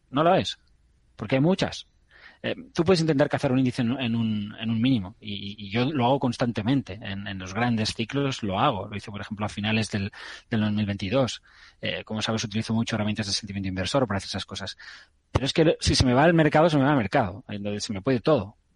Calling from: Almería, Andalusia, Spain; Buenas tardes, eh, soy …, eh, de Almería.

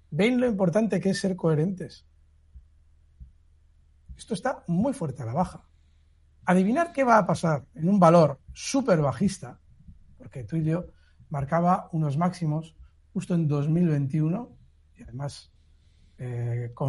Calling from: Madrid, Community of Madrid, Spain; de Madrid para el señor Iturralde

